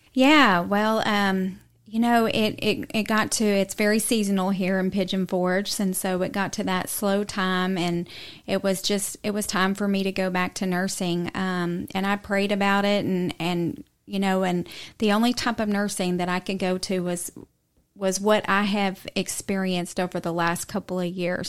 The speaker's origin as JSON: {"language": "English", "town": "Houston", "region": "Texas", "country": "United States", "tie": "born or raised there", "moved": "as an adult", "lives_now": "East Tennessee, United States", "said": "I grew up in Texas, um, from the Houston area"}